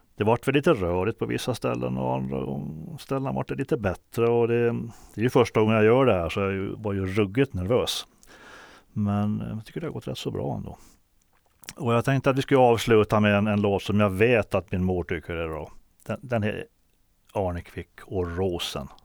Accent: Åland Islands; moved away; also born or lived in Stockholm; Då hade jag varit hemma på Åland

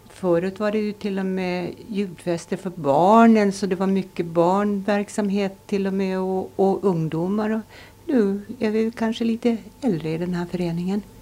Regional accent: Finström, Åland, Finland; also born or lived in Sottunga; Jag kommer från Bartsgårda i Finström. Jag är född i Sottunga

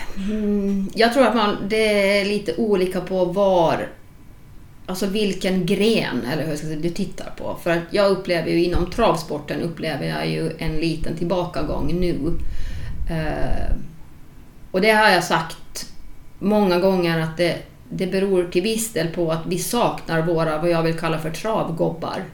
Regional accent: Åland Islands; som ålänning

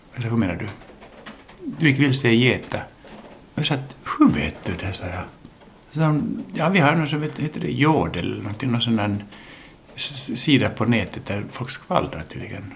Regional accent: Helsinki, Uusimaa, Finland; accent: Finland Swedish; first language English; Swedish is a second language; also born or lived in United States / Åland; vi är ju inte födda i Finland, jag och min bror, vi är ju amerikaner från början. Vi föddes i Amerika och lärde oss då engelska, eller engelska var vårt modersmål. Och sen kom vi till Helsingfors när mamma och pappa skilde sig och eh, så switchade vi då till finlandssvenska

